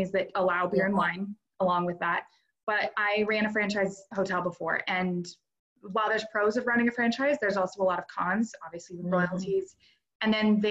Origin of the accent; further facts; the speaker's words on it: North Idaho, United States; So I'm an Idaho native. I've grown up and lived, born and raised in North Idaho my whole life